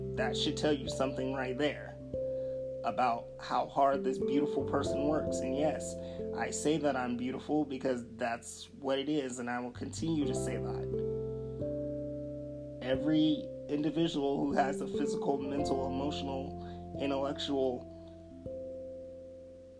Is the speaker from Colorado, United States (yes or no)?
yes; Denver, Colorado, United States; I'm from Denver, Colorado.